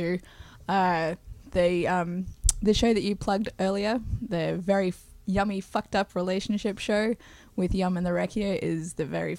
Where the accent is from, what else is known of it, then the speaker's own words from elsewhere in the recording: Australia; accent: Australian; now in San Francisco, United States; Because I'm Australian